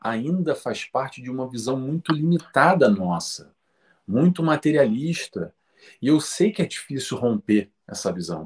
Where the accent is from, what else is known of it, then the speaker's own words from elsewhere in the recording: Rio de Janeiro, Brazil; nasci no Rio de Janeiro, Brasil